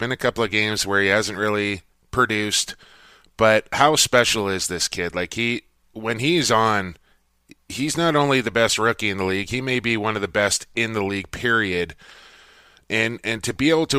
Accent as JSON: {"language": "English", "town": "Coquitlam", "region": "British Columbia", "country": "Canada", "tie": "born or raised there", "said": "my hometown of Coquitlam, British Columbia"}